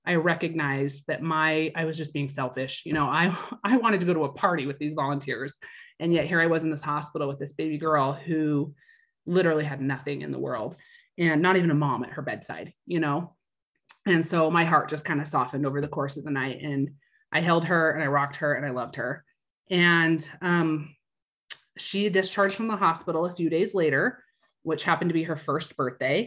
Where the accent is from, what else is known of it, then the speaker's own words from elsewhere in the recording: Idaho, United States; moved away as an adult; now in Utah, United States; From Idaho, born and raised there. And then I've lived in Utah my entire adult life